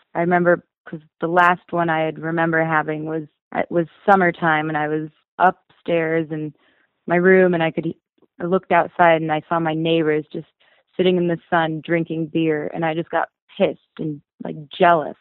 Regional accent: Bozeman, Montana, United States; being born and raised in Bozeman, I know every nook and cranny of this town

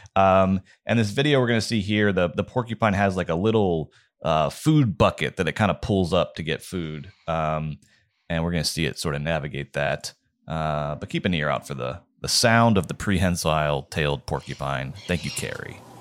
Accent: Georgia, United States; moved away; my home state of Georgia

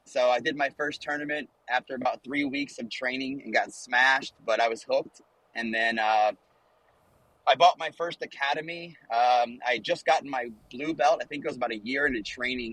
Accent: Ohio, United States; moved away; And so I'm from Ohio

